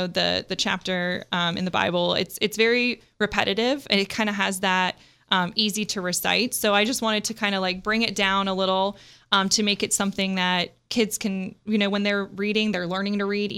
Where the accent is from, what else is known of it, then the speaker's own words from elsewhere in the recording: Oxford, South East England, United Kingdom; born there; also born or lived in Scotland / Kansas; now in United States; I was born in Oxford, England. My whole family's from there. I'm still a UK citizen, as a matter of fact.